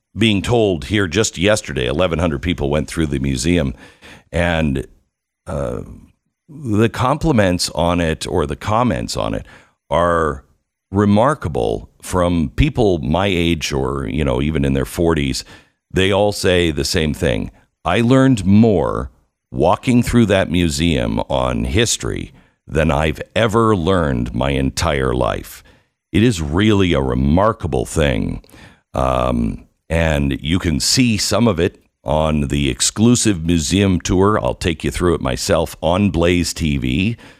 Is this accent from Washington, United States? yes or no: yes; Mount Vernon, Washington, United States; I grew up in Mount Vernon, Washington.